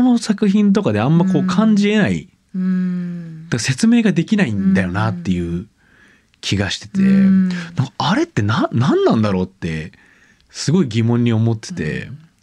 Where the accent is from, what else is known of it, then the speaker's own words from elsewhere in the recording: Hamada, Shimane, Japan; 僕島根県出身なんですけど